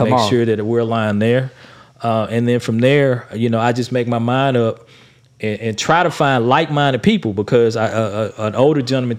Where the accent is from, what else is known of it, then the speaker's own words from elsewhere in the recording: West Memphis, Arkansas, United States; I'm actually from Crittenden County. I was born and raised in West Memphis. And so I've always had chances to move away, go to different places. But for whatever reason, we've always stayed here.